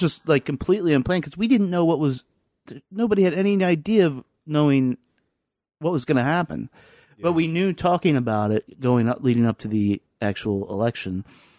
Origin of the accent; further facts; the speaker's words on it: the South, United States; now in Lynchburg, United States; growing up in the South